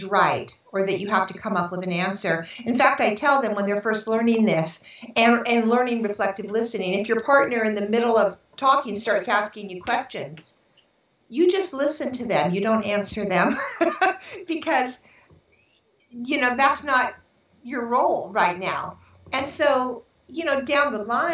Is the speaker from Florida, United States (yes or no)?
no; San Francisco, California, United States; I was born in San Francisco in 1954, July 6, 1954.